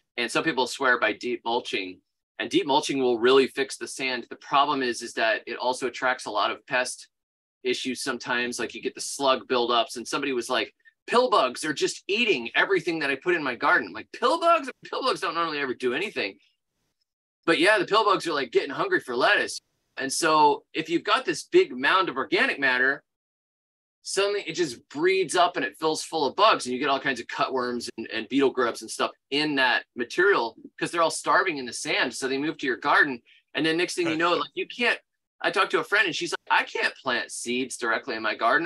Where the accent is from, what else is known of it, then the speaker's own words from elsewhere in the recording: Florida, United States; moved away as an adult; now in Alabama, United States; I grew up in Florida. I'm a native Floridian